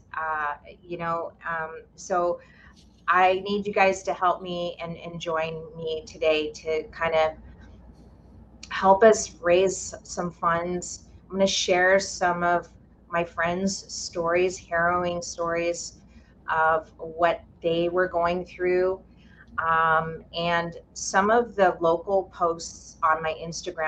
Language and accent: English; Lahaina, Hawaii, United States; born or raised there; now in Maui, United States